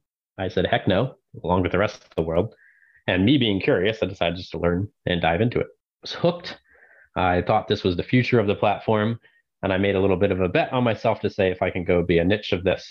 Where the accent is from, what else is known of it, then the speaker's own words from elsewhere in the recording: Maryland, United States; born and raised in Maryland